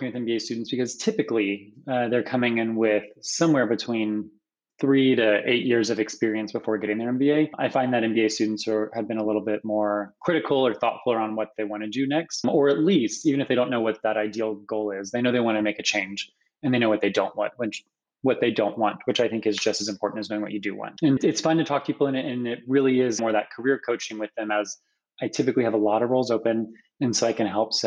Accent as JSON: {"language": "English", "region": "Kentucky", "country": "United States", "moved": "as an adult", "lives_now": "Seattle, United States", "said": "I am from Kentucky originally, but been in Seattle for about 8 years"}